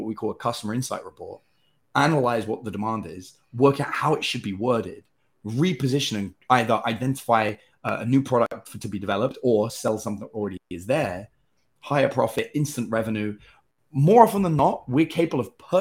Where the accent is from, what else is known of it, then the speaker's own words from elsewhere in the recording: England, United Kingdom; now in United States; As an English person